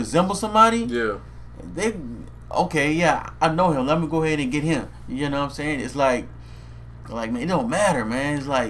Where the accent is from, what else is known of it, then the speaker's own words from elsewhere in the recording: New Orleans, Louisiana, United States; I'm going to tell you, man, I'm from New Orleans, right?